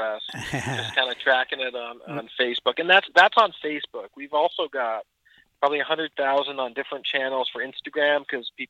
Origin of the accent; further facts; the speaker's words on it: Peterborough, Ontario, Canada; my brother and I are two of the three partners, and we're originally from Peterborough, Ontario, Canada